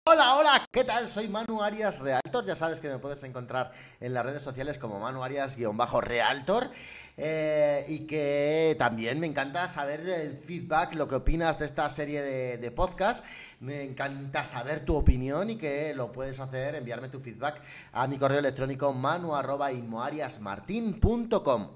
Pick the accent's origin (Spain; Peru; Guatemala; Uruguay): Spain; Salamanca, Castile and León; soy de Salamanca